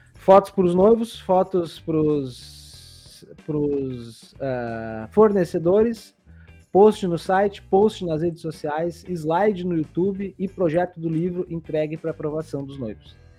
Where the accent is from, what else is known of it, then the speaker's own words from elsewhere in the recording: Barbacena, Minas Gerais, Brazil; Quando eu era pequeno lá em Barbacena